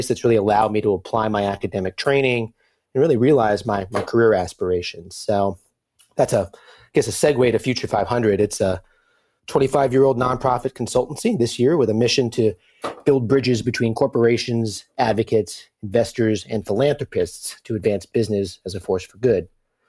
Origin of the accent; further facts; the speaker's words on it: Brooklyn, New York, United States; I grew up in Brooklyn, New York, and was truly an urbanite who didn't learn to drive until my mid-20s.